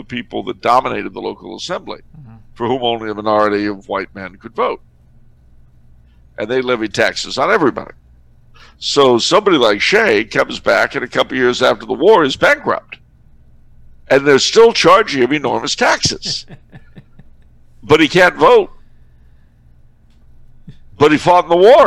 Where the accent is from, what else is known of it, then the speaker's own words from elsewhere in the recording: California, United States; as a Californian